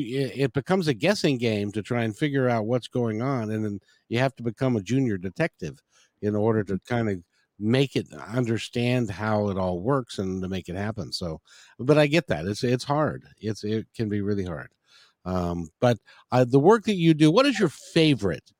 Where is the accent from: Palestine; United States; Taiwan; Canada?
United States; Seattle, Washington; my hometown of Seattle